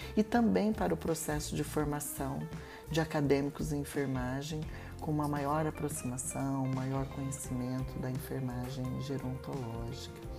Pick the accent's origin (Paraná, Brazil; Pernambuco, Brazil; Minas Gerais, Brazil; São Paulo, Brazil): Paraná, Brazil; Maringá; nasci em Maringá, fiz um curso de graduação em enfermagem aqui na Universidade Estadual de Maringá